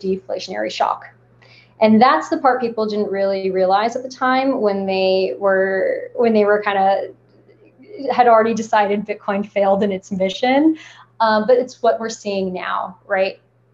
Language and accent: English; United States; I was born in the States, but my entire extended family and parents are from Lebanon.